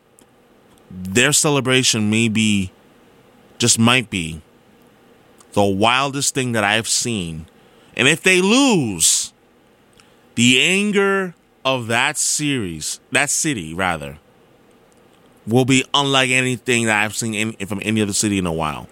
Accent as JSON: {"language": "English", "region": "New York", "country": "United States", "tie": "born or raised there", "also_born_or_lived": "Philadelphia", "moved": "yes", "lives_now": "Boston, United States", "said": "I'm from New York, born and raised"}